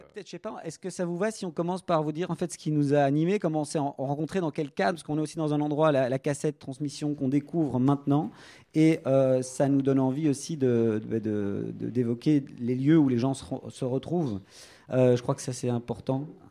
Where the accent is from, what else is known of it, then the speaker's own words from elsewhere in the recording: Brussels, Brussels-Capital Region, Belgium; Je suis bruxellois, natif bruxellois